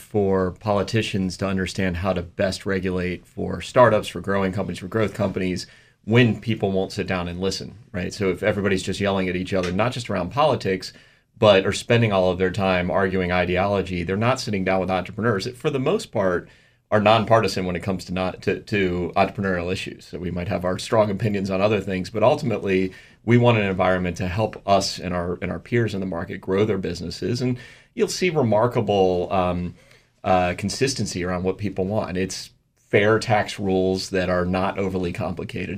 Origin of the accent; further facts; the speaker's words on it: United States; as an American and as an American businessman